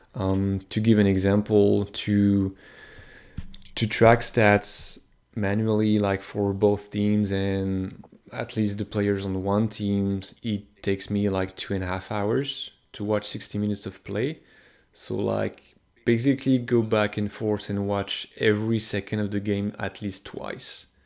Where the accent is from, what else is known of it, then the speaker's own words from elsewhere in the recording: France; moved away as an adult; now in Montreal, Canada; I was born in France, but I, I live in Montreal since, I've been living in Montreal since twenty eleven, ten years now